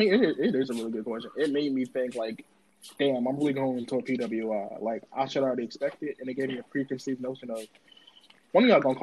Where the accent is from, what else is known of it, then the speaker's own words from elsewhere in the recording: Utah, United States; now in Bloomsburg, United States; I'm coming from Utah to, like, Bloomsburg